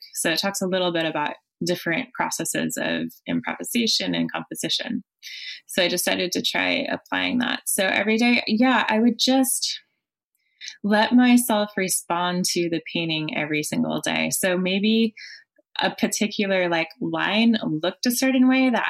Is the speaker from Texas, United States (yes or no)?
no; Colorado, United States; moved away as an adult; also born or lived in France / Bay Area; now in San Francisco Bay Area, United States; Colorado, my home state